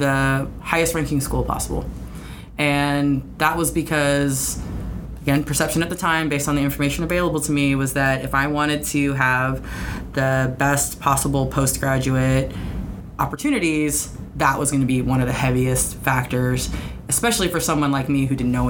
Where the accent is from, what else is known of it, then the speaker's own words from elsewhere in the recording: central Arizona, United States; also born or lived in Hawaii; now in Seattle, United States; I grew up mostly in the Southwest, in a rural part of central Arizona.